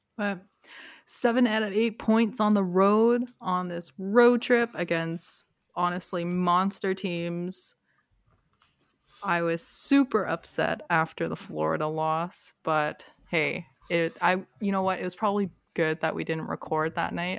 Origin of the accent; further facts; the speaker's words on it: Toronto, Ontario, Canada; now in Durham Region, Canada; I grew up in Toronto